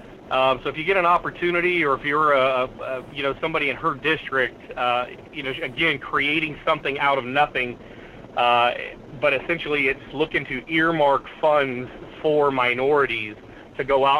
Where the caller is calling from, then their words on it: Kenai, Alaska, United States; Hey, morning, Mr. Duke. This is … from Kenai.